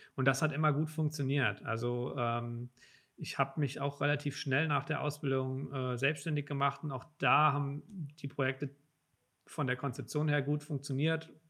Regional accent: Hunsrück, between Mainz and Koblenz, Rhineland-Palatinate, Germany; now in Frankfurt, Germany; Ich komme vom Land

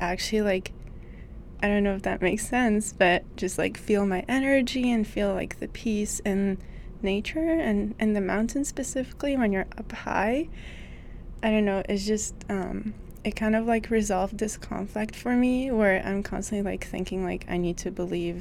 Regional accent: Lebanon; I come from Lebanon, and a portion of the Lebanese population is Catholic

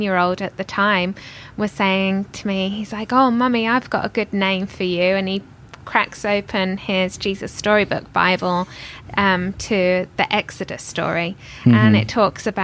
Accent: Northampton, East Midlands, United Kingdom; accent: British; moved away as an adult; now in United States; I'm from Northampton, which is a market town, which is about 60 miles north of London.

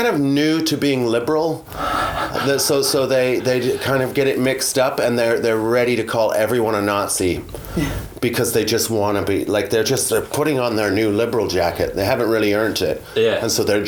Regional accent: Canada; moved away; where I grew up on a farm in Canada

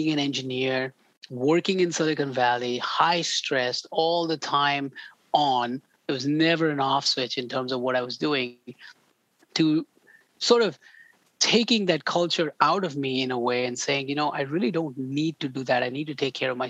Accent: India; moved away; I grew up in India

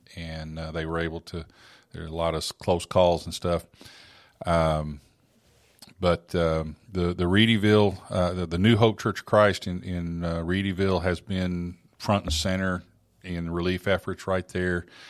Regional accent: Oklahoma, United States; moved away; grew up in Oklahoma

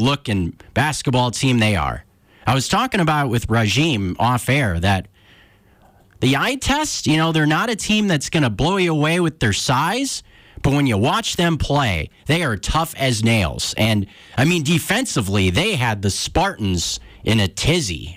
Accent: Northern California, United States; moved away; I grew up in Northern California

